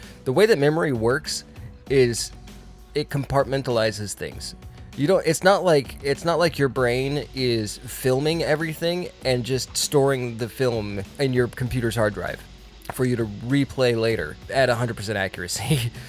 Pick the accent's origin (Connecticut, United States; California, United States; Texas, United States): Connecticut, United States; We are from Connecticut, but we talk like this.